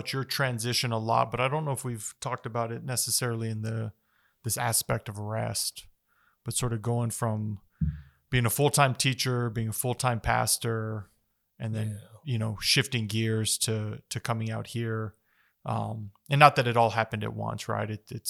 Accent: Las Cruces, New Mexico, United States; now in Chaparral, United States; I live in Chaparral. I grew up in Cruces, man.

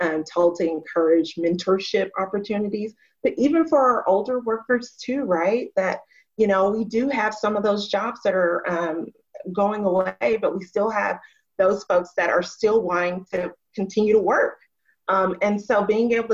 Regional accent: Arkansas, United States; moved away as an adult; also born or lived in Atlanta / Minnesota; I was from Arkansas

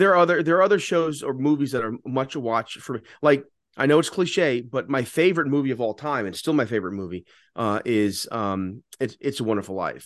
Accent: Fair Lawn, New Jersey, United States; also born or lived in The Bronx, New York; I grew up, you know, remember, remember, when we moved from the Bronx to Jersey, Fairlawn was predominantly Orthodox Jewish

